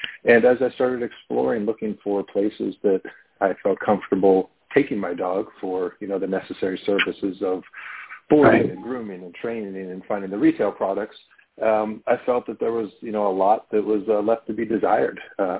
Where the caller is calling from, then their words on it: Pittsburgh, Pennsylvania, United States; Pittsburgh, Pennsylvania.